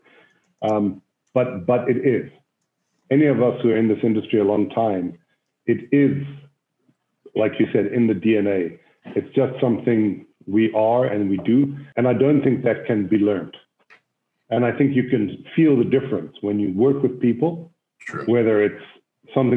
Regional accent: Cape Town, Western Cape, South Africa; moved away as an adult; also born or lived in Israel; I grew up in South Africa, in Cape Town, South Africa

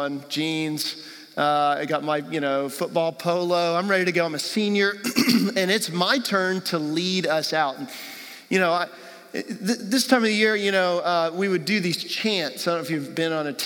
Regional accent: Texas, United States; moved away; I'm from Texas originally

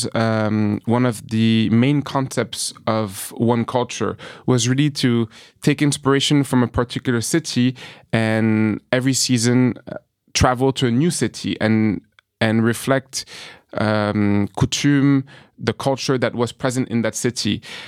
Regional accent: New York, United States; also born or lived in France; growing up in New York, having dreams through the American movies, through American sports entertainment, but also my upbringing in France

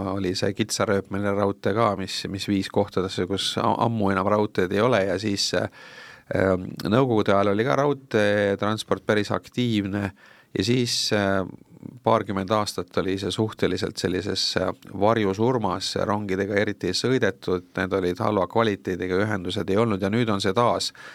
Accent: Tartu, Tartu County, Estonia; ma ise olen ka tartlane tausta poolest

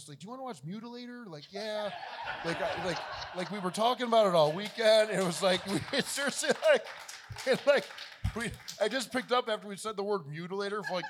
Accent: Buffalo, New York, United States; We live in Buffalo, New York. That's my hometown

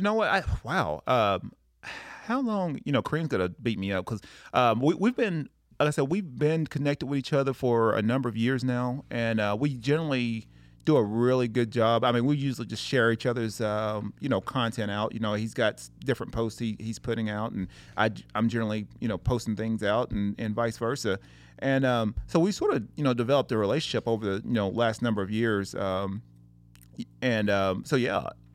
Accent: Tennessee, United States; moved away as an adult; I'm originally from Tennessee.

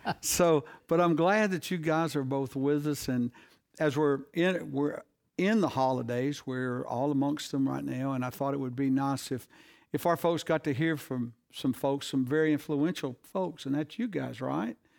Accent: the South, United States; we Southerners

